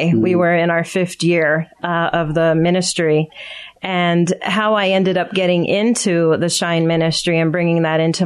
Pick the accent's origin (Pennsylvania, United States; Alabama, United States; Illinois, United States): Pennsylvania, United States; Pottsville; moved away as an adult; now in Palmyra, United States; I grew up in Schuylkill County